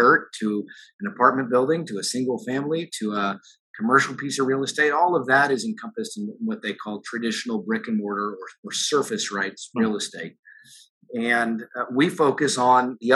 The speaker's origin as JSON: {"language": "English", "town": "Dallas", "region": "Texas", "country": "United States", "tie": "born or raised there", "also_born_or_lived": "Austin, Texas", "said": "lifelong Texan, born and raised in Dallas, school at the University of Texas down in Austin, and then back up to Dallas"}